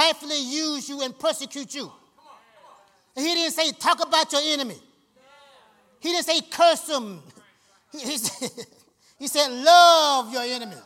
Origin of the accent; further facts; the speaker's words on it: Georgia, United States; I'm from Georgia.